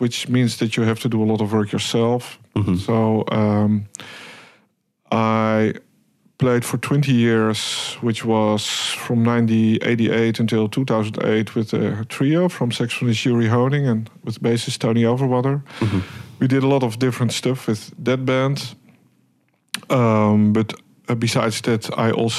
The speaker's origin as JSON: {"language": "English", "town": "Hilversum", "region": "North Holland", "country": "Netherlands", "tie": "born or raised there", "also_born_or_lived": "Amsterdam", "said": "I was born in Amsterdam, raised in Hilversum, where I actually went to primary school, high school, conservatory"}